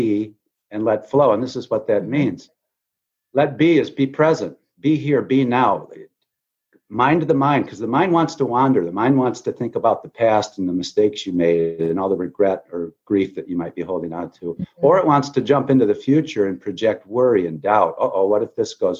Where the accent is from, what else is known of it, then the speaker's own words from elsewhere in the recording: Grand Rapids, Michigan, United States; also born or lived in Chicago / Notre Dame, Indiana; I moved to my hometown of Grand Rapids, Michigan